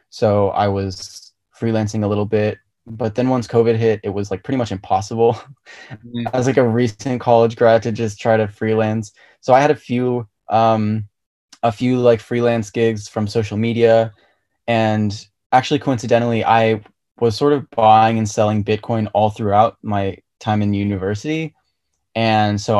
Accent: Virginia, United States; moved away as an adult; also born or lived in Belgium; we moved back from Belgium and ended up in like the DC area, so in Virginia. And that's pretty much where I spent like middle school and high school.

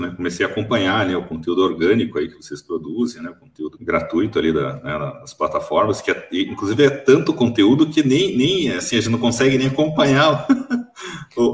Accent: Curitiba, Paraná, Brazil; born or raised there; moved away as an adult; now in Toledo, Brazil

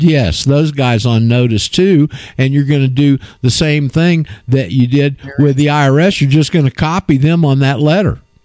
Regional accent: Florida, United States; my hometown uh, in Florida

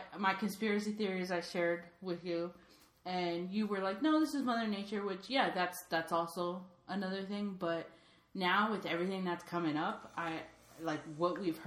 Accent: New York, United States; moved away; I'm originally from New York

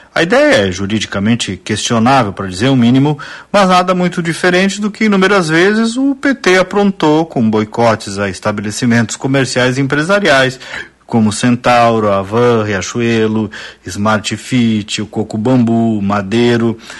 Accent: Casca, Rio Grande do Sul, Brazil; minha cidade natal, Casca

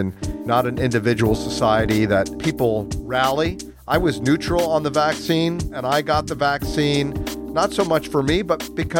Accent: United States; now in Ho Chi Minh City, Vietnam; I am an American

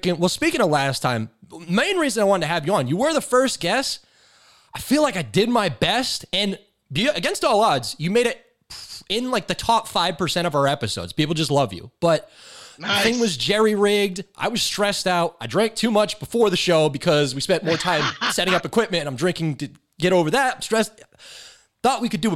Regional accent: Massachusetts, United States; accent: Massachusetts

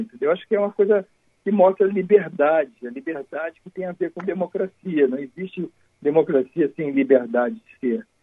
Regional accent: Uruguaiana, Rio Grande do Sul, Brazil; now in Rio de Janeiro, Brazil; eu nasci em Porto Alegre, em Uruguaiana

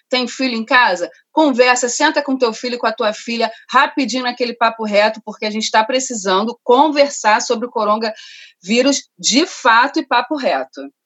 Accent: Rio de Janeiro, Brazil; also born or lived in Rocinha, Rio de Janeiro; cria de Madureira e moradora do Parque da Cidade Rocinha, Gávea, Rio de Janeiro

